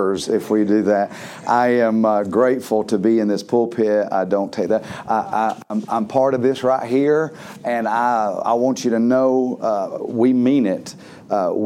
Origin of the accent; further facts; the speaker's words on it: Georgia, United States; I'm from Georgia